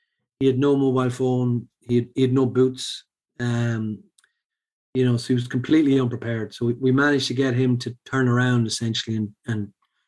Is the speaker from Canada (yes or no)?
no; Sligo, Connacht, Ireland; also born or lived in Dublin; I said, Sligo.